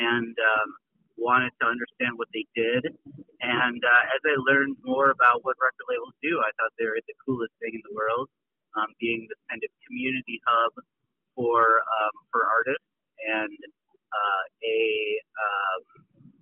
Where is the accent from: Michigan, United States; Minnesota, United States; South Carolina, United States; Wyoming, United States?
Minnesota, United States; St. Paul; also born or lived in Lawrence, Kansas / Brooklyn, New York; now in Catskills, United States; I'm originally from St. Paul, Minnesota